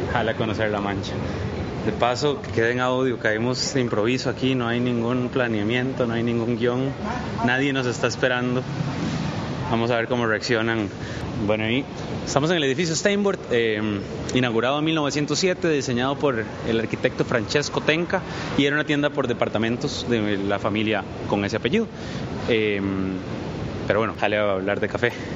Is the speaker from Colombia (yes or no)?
no; San José, Costa Rica; yo soy de San Sebas, entonces el bus me dejaba por el, Banco Crédito Agrícola